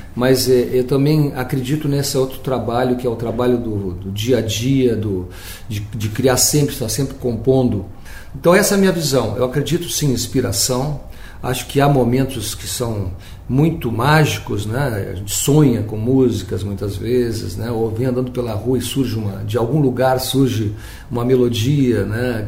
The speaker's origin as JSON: {"language": "Portuguese", "town": "Pelotas", "region": "Rio Grande do Sul", "country": "Brazil", "tie": "born or raised there"}